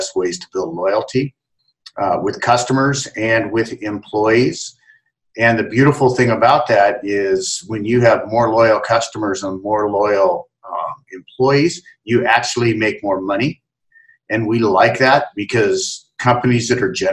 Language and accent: English; Salem, Oregon, United States; moved away as an adult; now in Seattle, United States; I began my aging process back in Salem, Oregon, and then came up to Seattle, met my wife in college